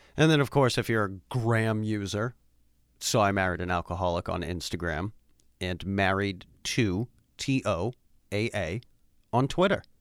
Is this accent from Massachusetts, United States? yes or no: yes; Worcester, Massachusetts, United States; moved away as an adult; also born or lived in North Carolina; born and raised in Worcester, Massachusetts.